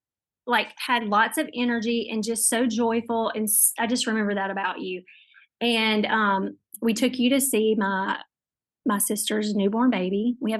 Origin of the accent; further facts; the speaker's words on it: Northeast Louisiana, United States; I'm from Northeast, like, Louisiana